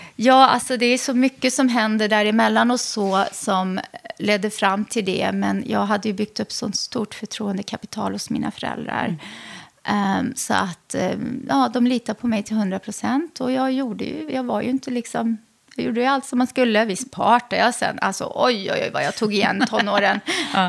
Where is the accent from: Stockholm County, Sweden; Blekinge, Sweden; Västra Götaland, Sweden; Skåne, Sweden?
Västra Götaland, Sweden; Lidköping; also born or lived in Lebanon / Västerås; jag växte upp i Lidköping i Västra